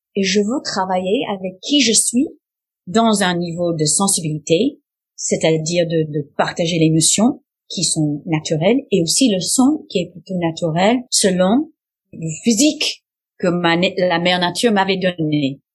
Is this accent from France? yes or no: no; United States; French is a second language; je suis américaine